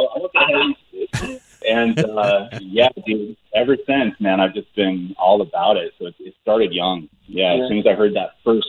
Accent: Alaska, United States; I was born and raised in Alaska.

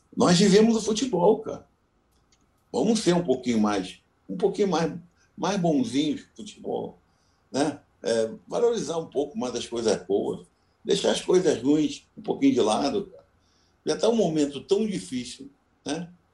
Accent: Rio de Janeiro, Brazil; now in Porto Alegre, Brazil; sou carioca

